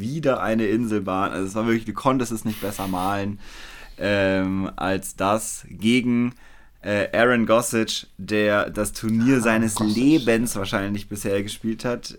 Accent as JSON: {"language": "German", "town": "Weilheim", "country": "Germany", "tie": "born or raised there", "said": "in Weilheim, wo ich groß geworden bin"}